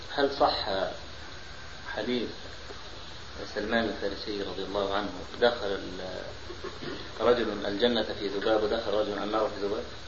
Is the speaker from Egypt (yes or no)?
yes; Egypt; عندنا في مصر